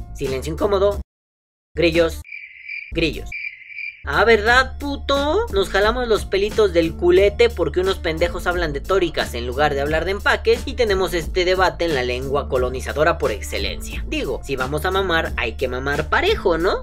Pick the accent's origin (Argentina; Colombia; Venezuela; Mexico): Mexico; nosotros como vapeadores mexicanos